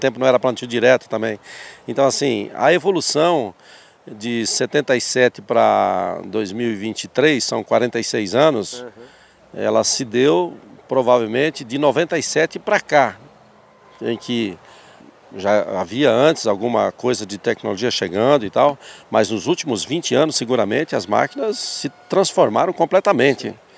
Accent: Palotina, Paraná, Brazil; also born or lived in Concórdia, Santa Catarina / São Paulo; eu aprendi e me criei em Palutina

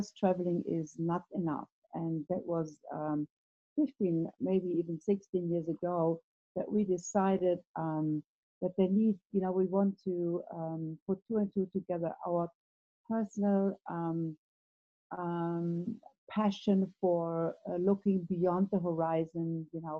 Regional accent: Germany; I was born in Germany in the 50s, and that was probably not the best time to grow up in a country like Germany.

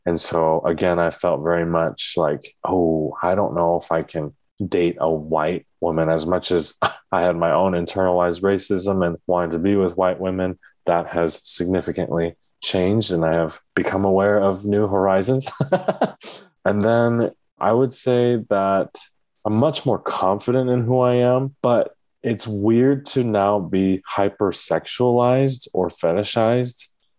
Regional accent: Oregon, United States; I grew up in Oregon, white suburbia, where we weren't seen as attractive.

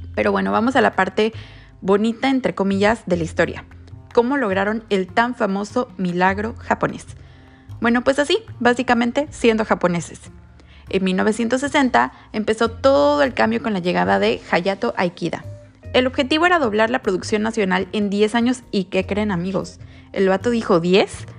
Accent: Mexico; igualitos a nosotros los mexicanos

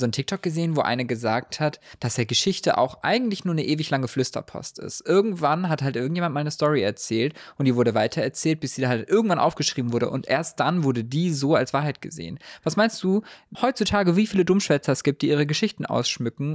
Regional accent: Heidelberg, Baden-Württemberg, Germany; ich bin in Heidelberg aufgewachsen

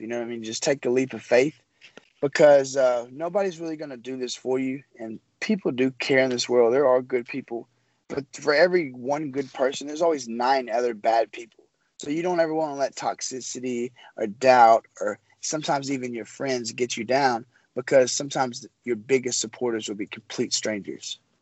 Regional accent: Memphis, Tennessee, United States; I'm from Memphis, Tennessee

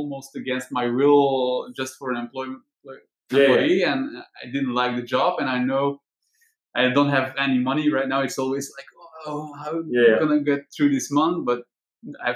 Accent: Dendermonde, Flanders, Belgium; I'm from Dendermonde.

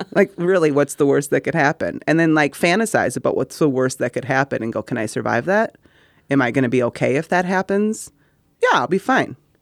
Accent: Middleton, Wisconsin, United States; we're two people from Middleton, Wisconsin

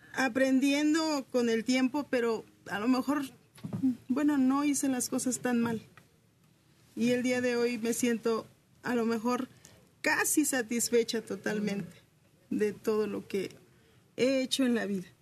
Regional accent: Oaxaca, Mexico; como oaxaqueña que soy

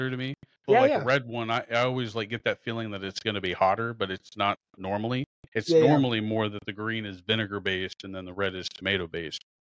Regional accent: Hutchinson, Kansas, United States; also born or lived in Wichita; I'm from Hutch

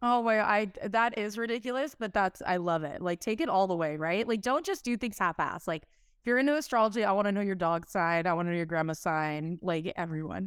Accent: Southern California, United States; I'm from SoCal

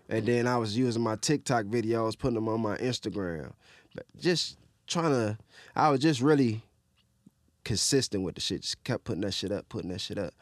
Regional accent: Detroit, Michigan, United States; I grew up in Southwest

